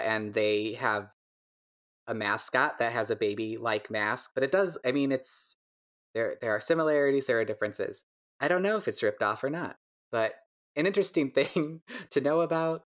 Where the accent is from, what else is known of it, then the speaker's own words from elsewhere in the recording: DeKalb, Illinois, United States; now in Chicago, United States; I grew up in DeKalb, Illinois, where barbed wire was invented